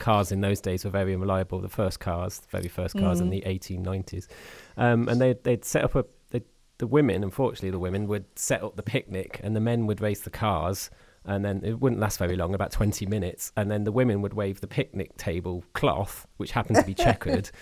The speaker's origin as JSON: {"language": "English", "town": "Coventry", "region": "West Midlands", "country": "United Kingdom", "said": "I'm also from Coventry"}